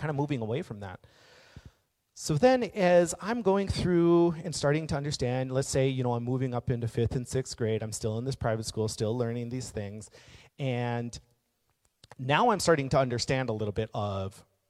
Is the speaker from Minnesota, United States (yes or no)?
yes; Maple Grove, Minnesota, United States; we're in Minnesota. It's a very white part as it is. But I grew up in Maple Grove